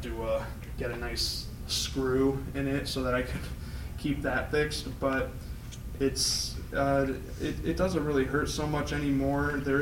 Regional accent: St. Charles, Illinois, United States; moved away as an adult; also born or lived in Bitburg, Germany / North Carolina; now in Michigan, United States; we moved out of North Carolina to a place called St. Charles, which is a suburb of Chicago. And that's where I tell people I grew up

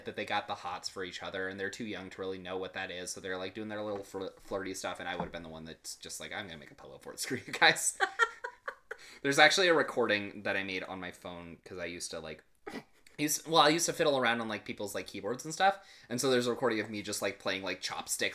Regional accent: United States; I'm American

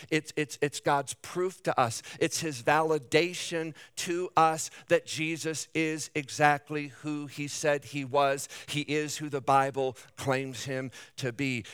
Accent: Davenport, Iowa, United States; I was born and raised in Davenport

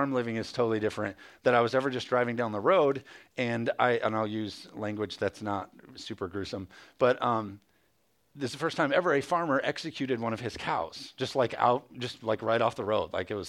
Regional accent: Jenison, Michigan, United States; also born or lived in Hudsonville area, Michigan; I grew up in Jenison

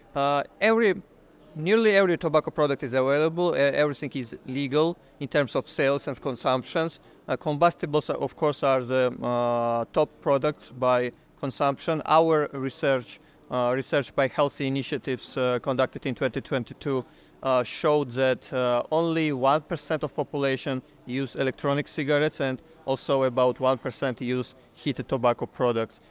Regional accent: Georgia; I'm from Georgia.

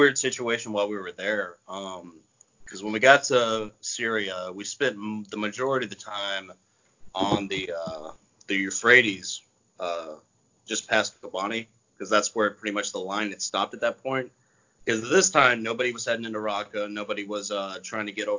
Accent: United States; as an American

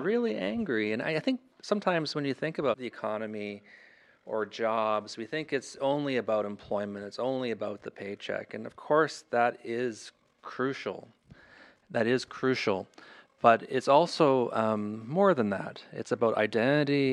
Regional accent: Thunder Bay, Ontario, Canada; moved away as an adult; I grew up in Thunder Bay, which is a, a fair ways from Sturgeon Falls, but it's, it's the same region

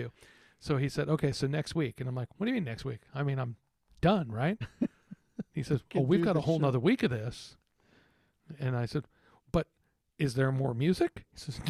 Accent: Texas, United States; moved away; growing up in Texas

